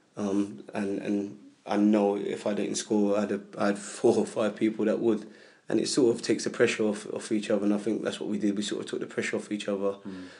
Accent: Hackney, London, United Kingdom; also born or lived in Leyton; I grew up in Hackney

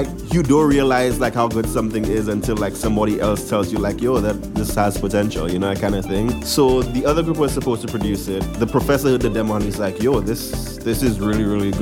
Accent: St. Lucia; now in New York, United States; it's an immigrant experience, but from a St. Lucian immigrant, my experience

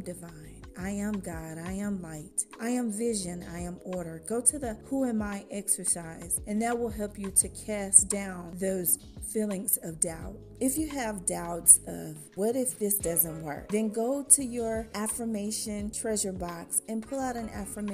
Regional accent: Dallas, Texas, United States; I'm from Dallas, the DFW area

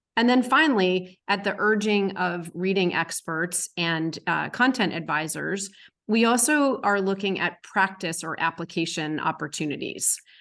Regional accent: Massachusetts, United States; my home state of Massachusetts

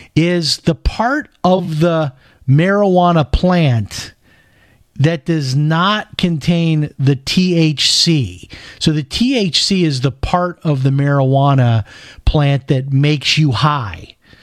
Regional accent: Chicago, Illinois, United States; I grew up in Chicago, so you can imagine, and they were on even worse things than that.

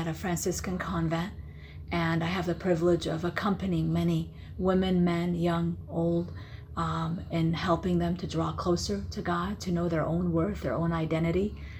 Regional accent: California, United States; also born or lived in Iraq; Originally, I'm from Iraq, born and raised in Iraq. But when I came to America, I was around 9 years old and lived in California.

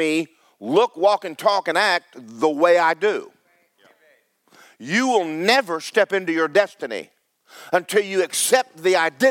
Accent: North Carolina, United States; First time I was born in North Carolina as

